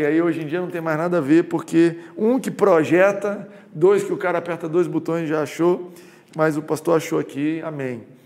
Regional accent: Goiás, Brazil; now in Rio de Janeiro, Brazil; quando eu mudei para o Rio de Janeiro, sou de Goiás

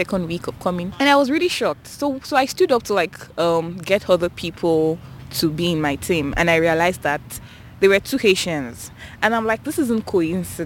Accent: Nigeria; moved away as an adult; now in Canada; coming to Canada is the first time, like, coming outside Nigeria.

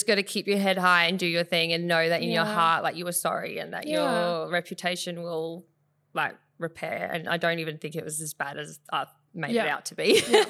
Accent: Bunbury, Western Australia, Australia; Actually, it even goes back to when I'm from Bunbury. I grew up in mm-hmm. the Southwest Bunbury, and I would enter like photo competitions mm-hmm. down there

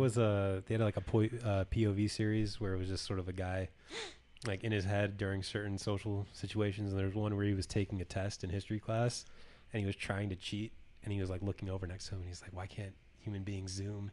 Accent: California, United States; moved away; my hometown of California

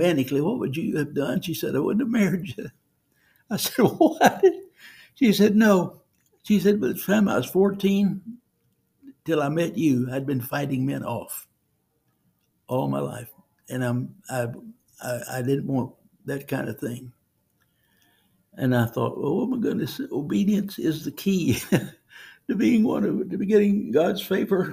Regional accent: Cajun, Louisiana, United States; I'm a Cajun

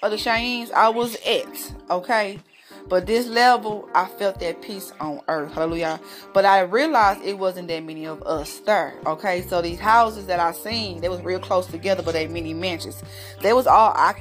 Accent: St. Louis, Missouri, United States; I'm from St. Louis, Missouri

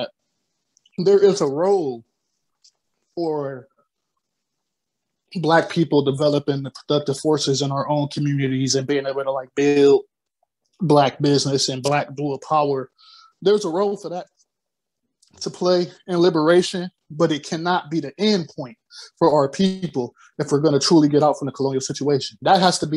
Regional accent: Akron, Ohio, United States; my hometown, I come from Akron

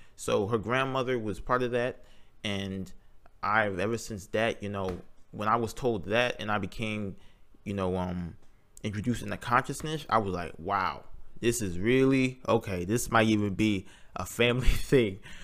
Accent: Greensboro, North Carolina, United States; I was born in Greensboro, North Carolina in two thousand one. I grew up on a farm and still currently live on one when I go home

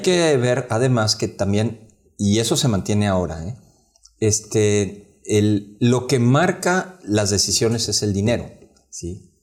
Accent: Mexico; como mexicanos

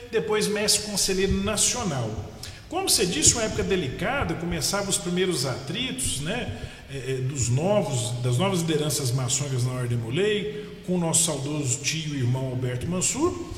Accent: Paracatu, Minas Gerais, Brazil; also born or lived in Araxá; eu nasci em Araxá, sou mineiro, facilmente dá para ver isso pelo sotaque, e com nove anos de idade eu mudei para a cidade de Paracatu.

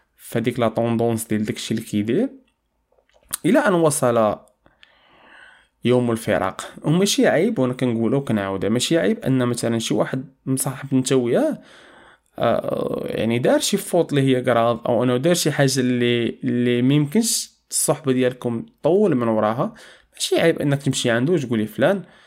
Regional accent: Morocco; عندنا في المغرب

